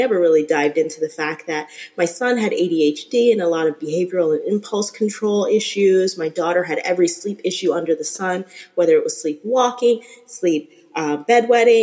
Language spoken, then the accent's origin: English; New Jersey, United States; moved away as an adult; now in Florida, United States; I am originally from New Jersey, so around that New York area.